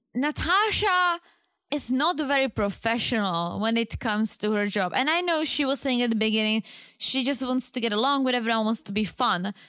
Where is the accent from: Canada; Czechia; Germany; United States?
Czechia; moved away; I was a teenager in Czech